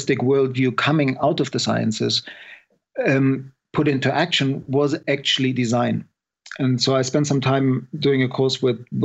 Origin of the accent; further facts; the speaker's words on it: Germany; moved away as an adult; also born or lived in Scotland; I was born in Germany